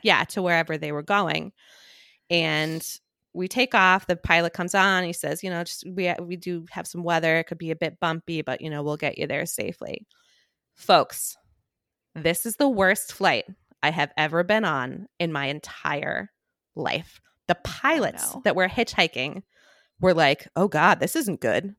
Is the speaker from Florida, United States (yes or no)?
no; Boston, Massachusetts, United States; I am from Boston. We are Catholic.